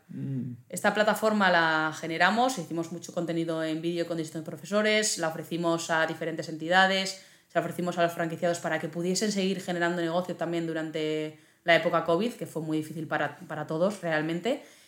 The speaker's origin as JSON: {"language": "Spanish", "town": "Zaragoza", "region": "Aragon", "country": "Spain", "also_born_or_lived": "Huesca", "said": "yo soy de Zaragoza"}